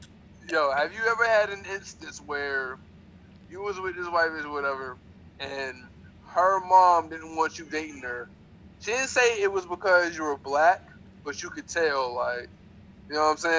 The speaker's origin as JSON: {"language": "English", "region": "North Carolina", "country": "United States", "said": "I'm from North Carolina now."}